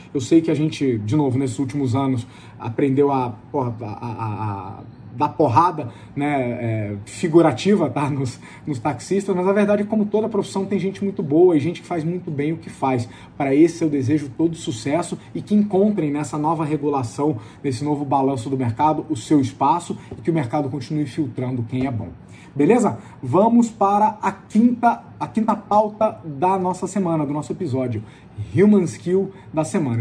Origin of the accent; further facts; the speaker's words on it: Brazil; nós, como brasileiros